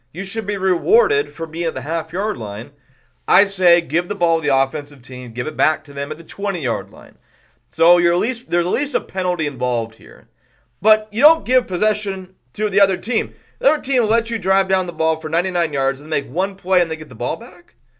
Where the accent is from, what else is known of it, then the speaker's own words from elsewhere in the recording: Houston, Texas, United States; also born or lived in California; I'm from Houston. lived in Houston for most of my life